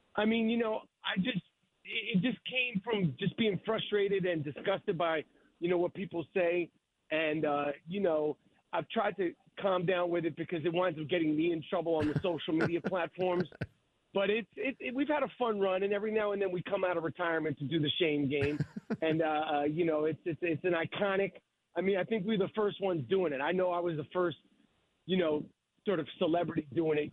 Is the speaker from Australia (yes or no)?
no; United States; as an American, you know, who's never had a monarchy